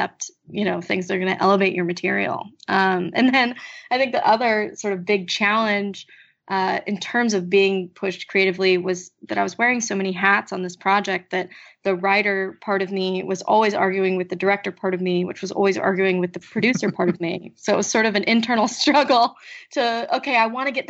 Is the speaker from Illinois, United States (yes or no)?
no; Kansas City, Missouri, United States; born or raised there; moved away